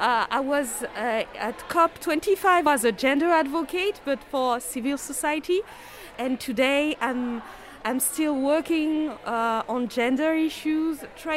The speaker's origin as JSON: {"language": "English", "country": "Madagascar", "said": "I'm from Madagascar, where I'm a social entrepreneur, a climate activist, and ecofeminist."}